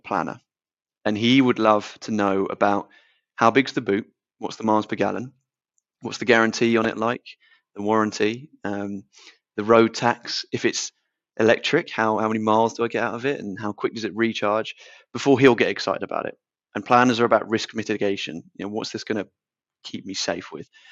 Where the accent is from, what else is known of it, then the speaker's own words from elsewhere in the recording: Portsmouth, South East England, United Kingdom; So we're both 25, both born and bred in Portsmouth